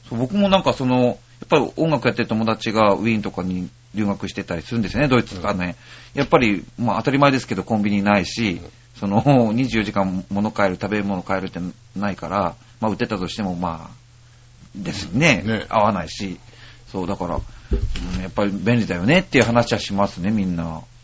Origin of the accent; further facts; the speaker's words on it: Ishikawa, Japan; 僕の出身の石 川県